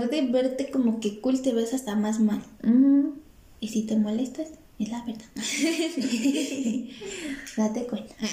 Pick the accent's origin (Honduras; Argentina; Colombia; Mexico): Mexico; si yo mexicano, siendo mexicano no lo hago.